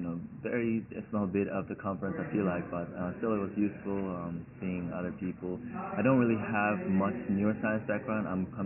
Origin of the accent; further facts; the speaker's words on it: Madison, Wisconsin, United States; I'm from Madison, Wisconsin in the United States.